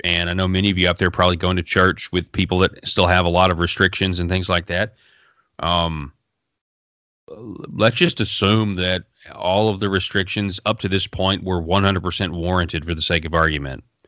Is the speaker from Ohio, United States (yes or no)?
no; Arkansas, United States; I'm from Arkansas